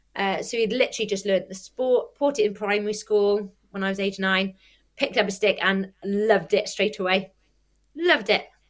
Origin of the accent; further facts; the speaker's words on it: Welsh, Wales, United Kingdom; I'm Welsh